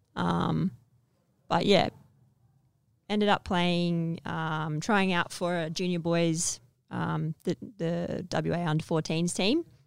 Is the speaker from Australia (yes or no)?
yes; Perth, Western Australia, Australia; So I grew up in Perth